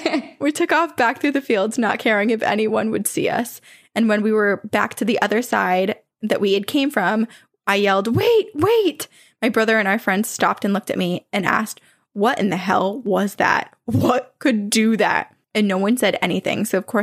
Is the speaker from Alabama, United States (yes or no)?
yes; Alabama, United States; Growing up in Alabama, that seemed like a very believable thing, so we actually listened to our parents on that matter.